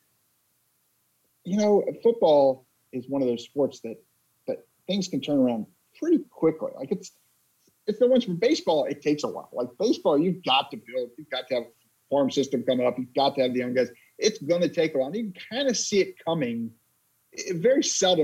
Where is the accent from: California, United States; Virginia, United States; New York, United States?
Virginia, United States; also born or lived in North Carolina; I grew up in Virginia as a Carolina fan.